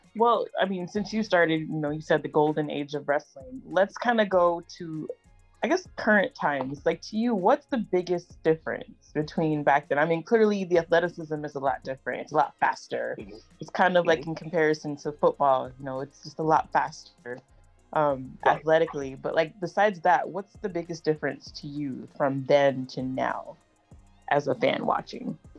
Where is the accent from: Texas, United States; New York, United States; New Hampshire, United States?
Texas, United States; I'm from Texas